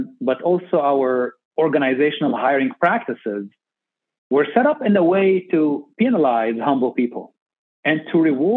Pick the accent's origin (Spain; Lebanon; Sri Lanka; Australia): Lebanon; Beirut, Beirut Governorate; moved away as an adult; also born or lived in Minnesota, United States / San Antonio, United States; now in United States; I grew up in Beirut, Lebanon